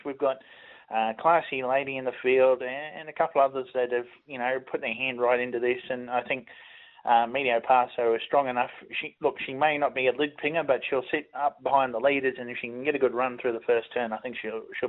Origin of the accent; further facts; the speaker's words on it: Queensland, Australia; now in Tasmania, Australia; I come from Queensland. I'm used to 30 degrees sitting in shorts and T-shirt.